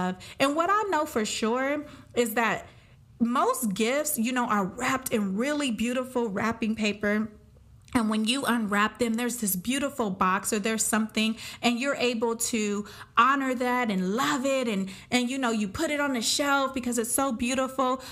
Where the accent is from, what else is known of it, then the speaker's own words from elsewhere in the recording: Pomona, California, United States; I am from Pomona, California